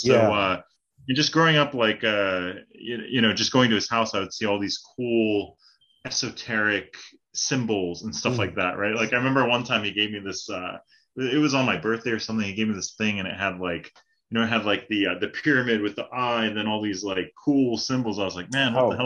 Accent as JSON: {"language": "English", "region": "Northern California", "country": "United States", "tie": "born or raised there", "also_born_or_lived": "Hawaii", "moved": "yes", "lives_now": "South Korea", "said": "So I grew up like half my life in Hawaii and then half in Northern California and also Sacramento, like Bay Area and also Sacramento"}